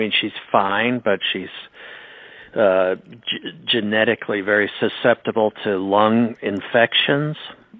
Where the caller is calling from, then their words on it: Connecticut, United States; we're fortunate enough to live in a beautiful spot. Where I'm calling you from Connecticut.